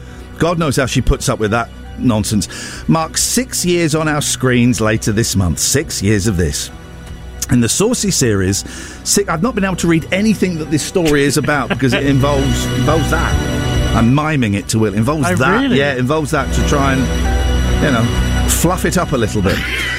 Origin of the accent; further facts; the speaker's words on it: South West England, United Kingdom; I'm from Cornwall. I do it from Cornwall.